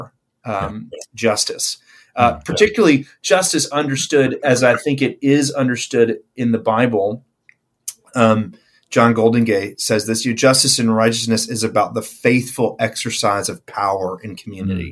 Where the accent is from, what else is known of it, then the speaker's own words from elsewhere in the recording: Memphis, Tennessee, United States; moved away as an adult; now in Auckland, New Zealand; I'm from Memphis, Tennessee. That's where I've spent almost all of my life prior to being here